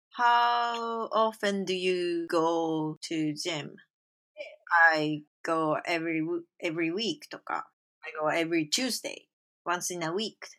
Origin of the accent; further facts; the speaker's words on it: Japan; moved away as an adult; now in Quebec, Canada; I'm originally from Japan ってこう、出身も言いつつ、but living in Quebec right now